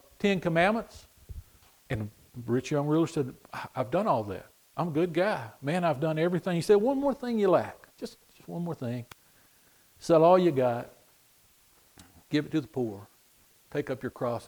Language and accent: English; United States; We're an English-speaking nation